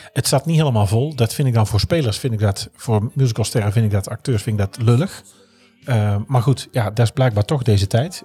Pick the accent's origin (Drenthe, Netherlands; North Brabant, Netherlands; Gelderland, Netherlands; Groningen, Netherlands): North Brabant, Netherlands; als Brabander ben ik geboren